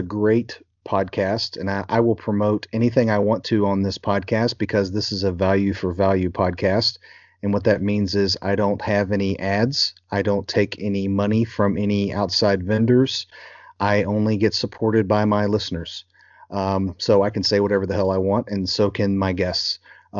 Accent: Louisville, Kentucky, United States; I grew up in Louisville, Kentucky, so the schools were about 50-50, black to white.

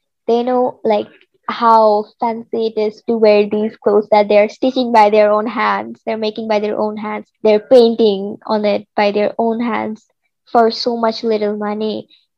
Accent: Bangladesh; I am 16 years old, and I am from Bangladesh.

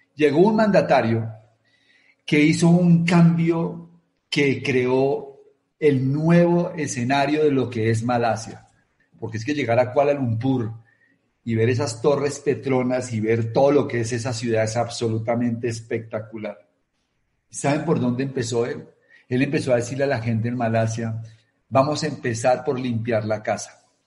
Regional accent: Colombia

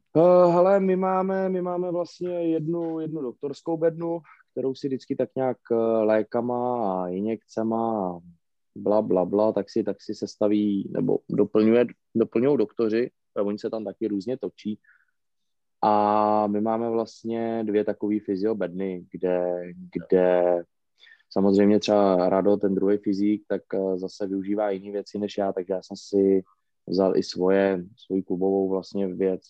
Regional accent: Plzeň, Plzeň Region, Czechia; já jsem narozený v Plzni a myslím si, že tady jednoho dne i umřu

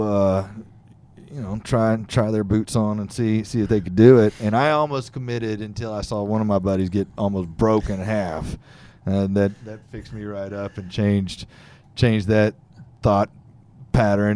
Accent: Fort Bend County, Texas, United States; I grew up in Fort Bend County down in, uh, the Richmond, Rosenberg area

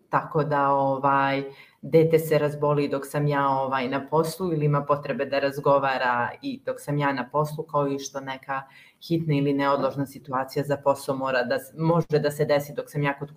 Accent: Kotor, Kotor Municipality, Montenegro; Da, pa rođena sam u, u Kotoru

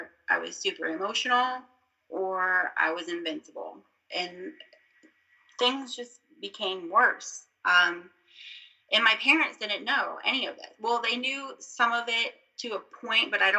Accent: Virginia, United States; also born or lived in Florida; I'm from Florida, and we moved to Virginia when I was almost 9 years old

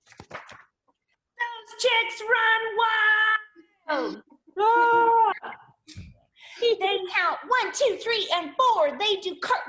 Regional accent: West Virginia, United States; one of my favorite schools in all of West Virginia, my home state

